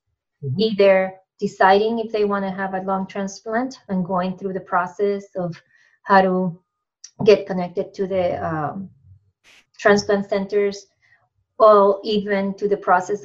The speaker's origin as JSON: {"language": "English", "town": "Ponce", "country": "Puerto Rico", "tie": "born or raised there", "also_born_or_lived": "Binghamton, New York", "moved": "as an adult", "lives_now": "Massachusetts, United States", "said": "I am originally from Puerto Rico. Came to the States to do my master's in psychobiology"}